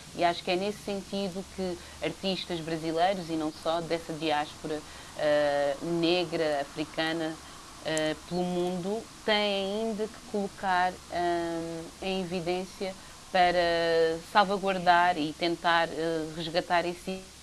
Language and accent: Portuguese; Lisbon, Portugal; nasci aqui na Estefânia, como o Paulo Pascoal